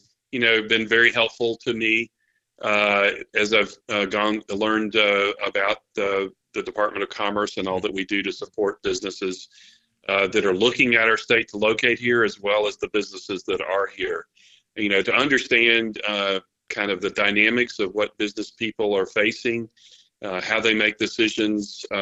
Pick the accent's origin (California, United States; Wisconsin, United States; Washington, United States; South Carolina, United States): South Carolina, United States; South Carolina is my native state, my home state